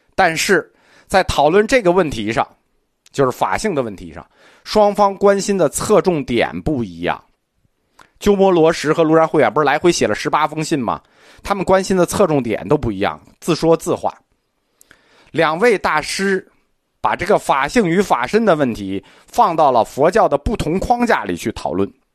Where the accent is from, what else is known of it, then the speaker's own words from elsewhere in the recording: China; 我们中国人的信仰习惯